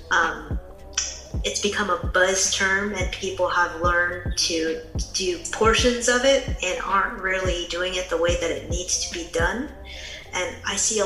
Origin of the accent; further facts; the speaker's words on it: San Francisco Bay Area, California, United States; I'm from the San Francisco Bay Area